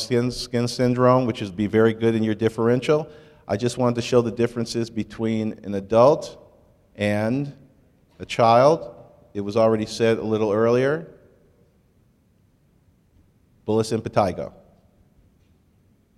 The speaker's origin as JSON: {"language": "English", "region": "Michigan", "country": "United States", "tie": "born or raised there", "moved": "yes", "said": "I grew up in Michigan"}